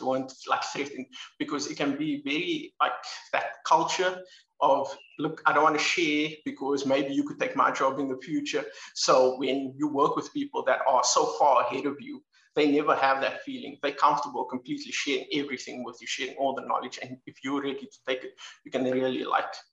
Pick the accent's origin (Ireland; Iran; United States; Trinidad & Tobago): Ireland; Dublin, Leinster; moved away as an adult; now in Cape Town, South Africa; I'm from Cape Town, South Africa. I grew up overseas in Dublin, Ireland, and then when I was 22, came back to Cape Town